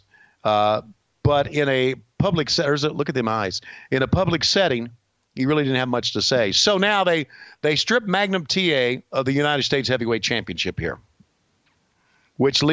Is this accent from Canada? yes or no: yes; Canada; I am really from Canada